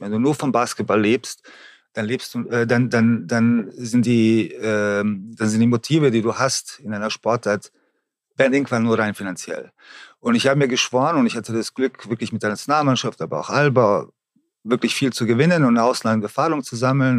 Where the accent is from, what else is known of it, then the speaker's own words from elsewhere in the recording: Germany; hier bei uns in Deutschland